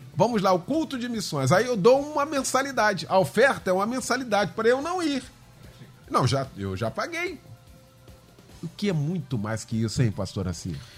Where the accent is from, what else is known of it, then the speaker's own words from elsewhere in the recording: Gardênia, Rio de Janeiro, Brazil; Me lembro quando era criança pequena aqui na Gardênia